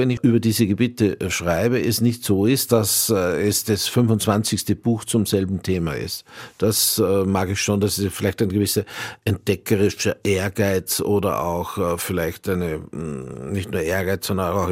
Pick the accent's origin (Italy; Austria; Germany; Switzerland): Austria; Wie sehr das jetzt mit, mein, mit Österreich und meiner, ja, könnte man sagen, nicht nur nur hm, kleinösterreichisch-heutigen, sondern eher altösterreichisch äh, Vergangenheit zusammen